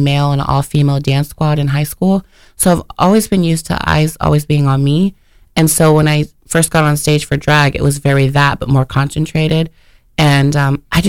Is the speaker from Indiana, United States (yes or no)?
yes; Richmond, Indiana, United States; now in Ohio, United States; I'm from Richmond, Indiana